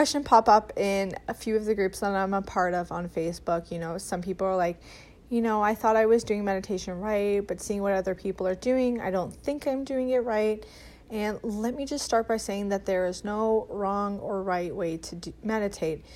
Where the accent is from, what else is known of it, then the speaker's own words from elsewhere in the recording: Canada; as a Canadian myself